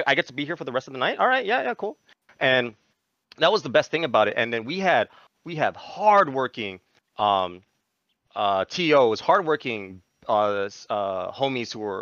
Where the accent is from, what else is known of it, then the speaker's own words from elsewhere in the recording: Guam; moved away as an adult; now in Japan; we're from Guam